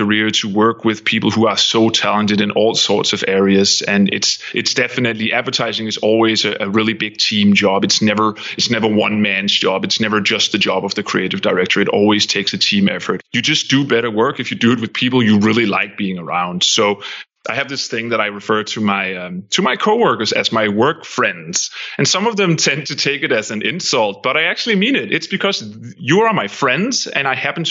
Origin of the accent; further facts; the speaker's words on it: Denmark; moved away as an adult; also born or lived in Copenhagen; now in United States; I'm from Denmark